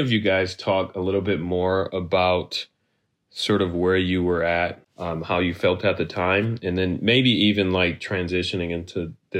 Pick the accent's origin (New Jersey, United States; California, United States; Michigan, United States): Michigan, United States; Detroit; now in Ann Arbor, United States; I'm a senior at the University of Michigan. I'm originally from Detroit, but I moved out to Ann Arbor many, many years ago